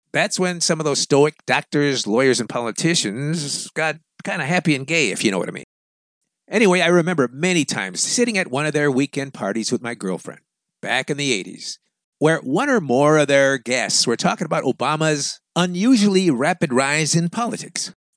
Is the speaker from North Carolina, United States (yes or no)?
no; Chicago, Illinois, United States; moved away; I grew up in Chicago.